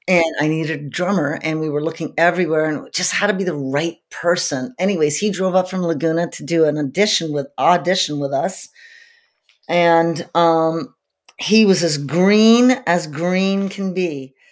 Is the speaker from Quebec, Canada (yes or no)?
yes; Montreal, Quebec, Canada; I grew up in Montreal, Canada